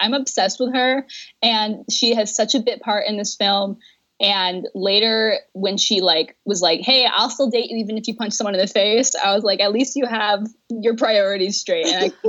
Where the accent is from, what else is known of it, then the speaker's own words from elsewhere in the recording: New York, United States; Oh, I am from New York, not the city, not quite upstate.